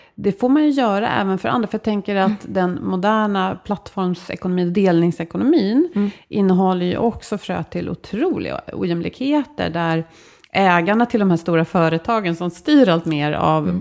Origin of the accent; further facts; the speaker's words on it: Sweden; vi som svenskar